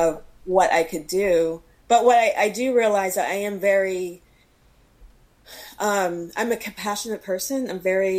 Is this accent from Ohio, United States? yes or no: no; North Carolina, United States; also born or lived in Chicago / New York; now in San Diego, United States; I'm originally from North Carolina, and I grew up being surrounded by woods